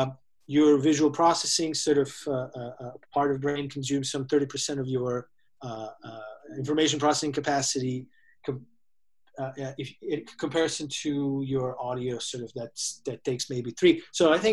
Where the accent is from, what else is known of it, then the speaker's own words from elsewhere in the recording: Serbia; moved away as an adult; also born or lived in San Francisco; I am originally from Serbia. I came to San Francisco to do my MBA back in 2002